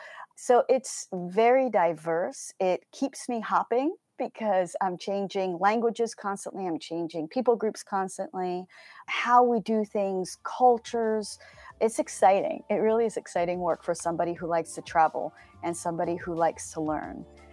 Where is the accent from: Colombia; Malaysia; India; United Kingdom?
Colombia; So my parents were missionaries, and I grew up in Colombia, South America.